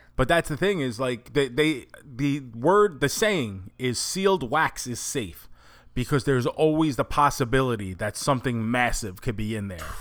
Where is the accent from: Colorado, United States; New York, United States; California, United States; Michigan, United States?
New York, United States; New York City; when we grew up in New York